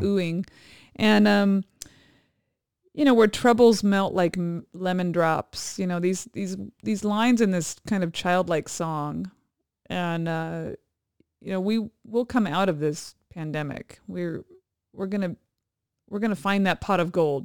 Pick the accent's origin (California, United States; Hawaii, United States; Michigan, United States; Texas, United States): Hawaii, United States; moved away; my hometown, my where both our children were born